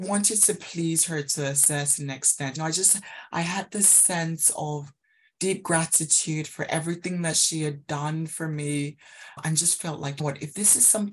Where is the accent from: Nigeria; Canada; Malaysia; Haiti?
Nigeria; now in United Kingdom; I grew up in Nigeria